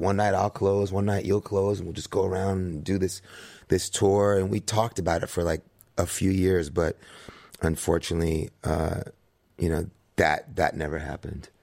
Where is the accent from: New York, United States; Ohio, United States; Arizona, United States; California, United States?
New York, United States; New York City; growing up in New York City with my mom in the seventies